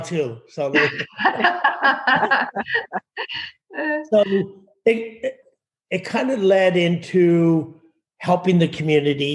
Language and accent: English; Ottawa, Ontario, Canada; moved away as an adult; also born or lived in Oakville, Ontario; now in Beach Meadows, Canada; So I'm from Ottawa. Pretty much grew up in Ottawa, in Oakville, Ontario, and back to Ottawa, split my life in between the two and worked